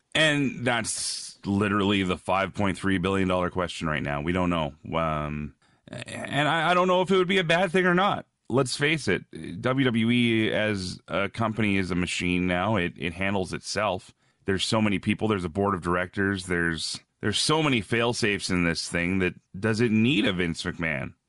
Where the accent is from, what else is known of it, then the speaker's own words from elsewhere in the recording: Red Deer, Alberta, Canada; moved away as an adult; also born or lived in Ontario / Edmonton, Alberta; now in Regina, Canada; I was born in Ontario, grew up mostly out west between, uh, different towns in Alberta. Uh, there's a city called Red Deer, where I spent a lot of my life.